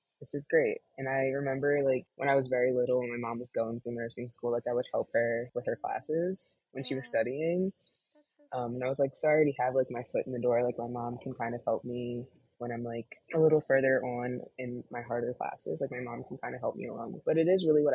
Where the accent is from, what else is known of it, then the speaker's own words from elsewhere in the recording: right outside of Philly, Pennsylvania, United States; now in Chicago, United States; I was born and raised right outside of Philly, currently living in Chicago now.